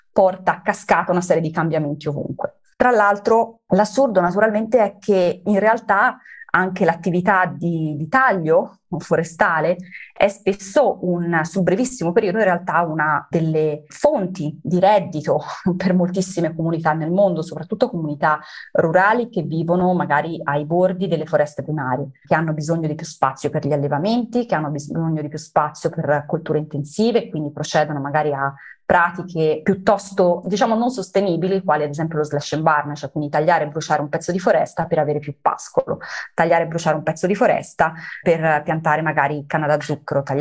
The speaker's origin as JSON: {"language": "Italian", "country": "Italy", "tie": "born there", "said": "Noi siamo italiani nati in Italia, quindi siamo molto legati anche al nostro territorio"}